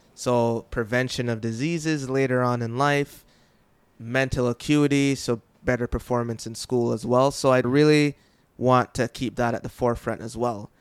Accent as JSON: {"language": "English", "country": "Jamaica", "tie": "born or raised there", "said": "I'm from Jamaica, and we did often have droughts"}